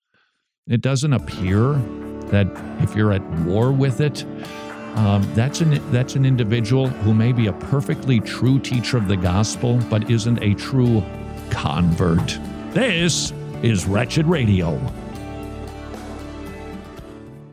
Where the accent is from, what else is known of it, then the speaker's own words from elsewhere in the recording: Minnesota, United States; I come from Minnesota, not California